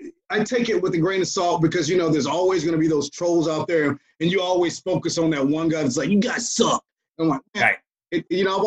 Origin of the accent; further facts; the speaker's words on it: Atlanta, Georgia, United States; We're all from Atlanta.